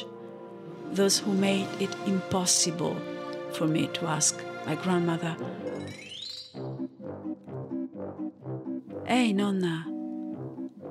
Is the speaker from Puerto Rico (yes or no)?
no; Italy; first language Italian; English is a second language; I studied in Italy